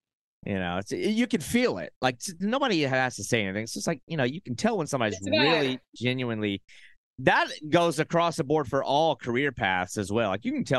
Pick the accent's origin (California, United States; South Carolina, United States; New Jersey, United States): South Carolina, United States; born there; also born or lived in Arkansas / Oklahoma / Texas; now in Florida, United States; I'm a Florida transplant. I was born in South Carolina, lived in Arkansas, Oklahoma, Texas, all mm-hmm. over the place.